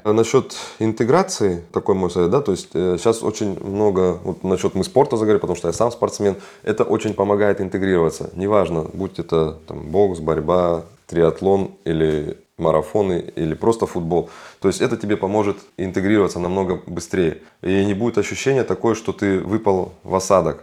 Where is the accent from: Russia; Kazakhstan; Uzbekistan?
Kazakhstan; moved away as an adult; now in Germany; я сам из Казахстана, да, я там учился, работал, закончил техникум железнодорожный, потом Академию транспорта